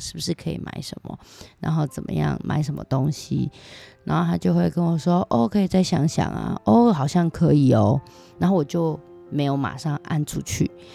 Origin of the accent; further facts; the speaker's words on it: Taiwan; now in Japan; 从小生活在这里